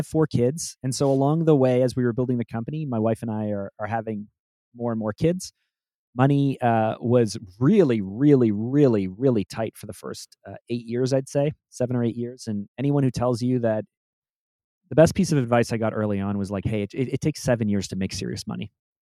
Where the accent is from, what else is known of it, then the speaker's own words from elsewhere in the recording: Canada; also born or lived in Toronto; I'm Canadian. I'm in Toronto